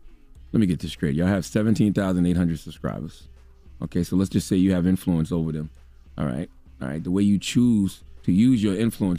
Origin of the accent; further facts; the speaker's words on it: Moncks Corner, South Carolina, United States; Okay, I grew up in Monk's Corner, South Carolina. The population was 7,000 people.